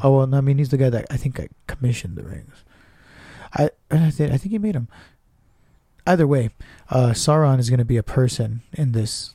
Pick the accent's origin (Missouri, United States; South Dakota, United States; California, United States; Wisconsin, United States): California, United States; Southern; we're from SoCal